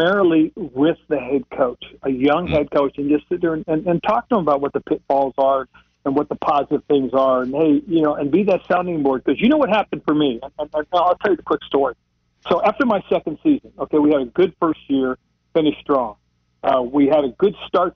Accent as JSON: {"language": "English", "town": "Monterey", "region": "California", "country": "United States", "tie": "born or raised there", "also_born_or_lived": "Charlotte, North Carolina", "moved": "yes", "said": "Monterey, California, my hometown area"}